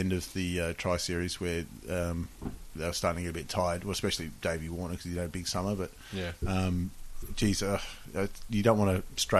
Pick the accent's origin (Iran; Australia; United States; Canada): Australia; seeing as we're Australian